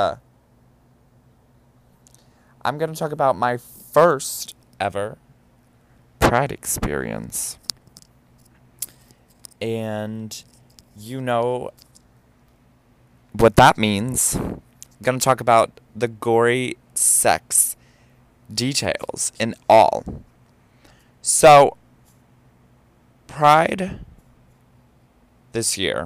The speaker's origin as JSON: {"language": "English", "region": "Ohio", "country": "United States", "moved": "yes", "lives_now": "New York, United States", "said": "I'm from Ohio."}